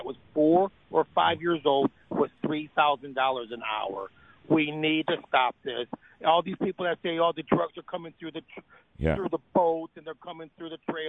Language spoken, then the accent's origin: English; United States; now in Clermont, United States; Oh, but I'm Mexican, but I was born in America.